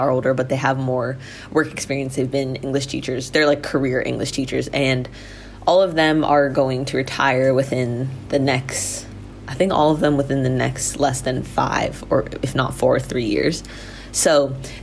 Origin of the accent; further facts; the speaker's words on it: United States; moved away as an adult; now in Thailand; I'm an American